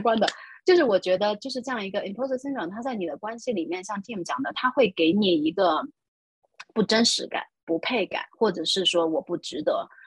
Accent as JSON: {"language": "Chinese", "country": "China", "said": "我们中国人的文化"}